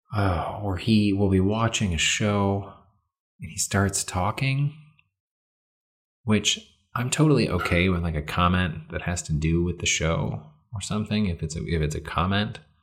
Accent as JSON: {"language": "English", "region": "Michigan", "country": "United States", "moved": "yes", "lives_now": "Illinois, United States"}